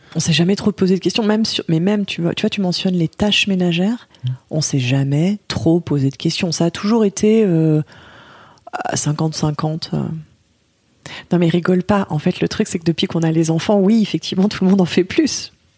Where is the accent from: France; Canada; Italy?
France; Lyon, Auvergne-Rhône-Alpes; moved away; à la base, je suis lyonnaise